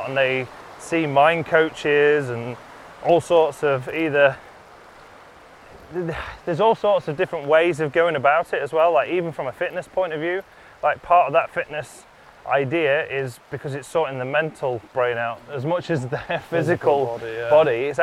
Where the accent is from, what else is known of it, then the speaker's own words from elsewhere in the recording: Lincolnshire, East Midlands, United Kingdom; I was born in the Midlands, moved to the East Coast in Lincolnshire